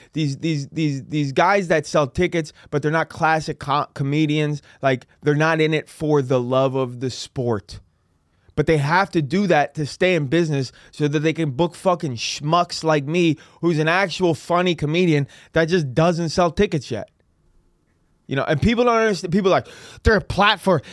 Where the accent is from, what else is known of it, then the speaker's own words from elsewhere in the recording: San Francisco, California, United States; I'm from San Francisco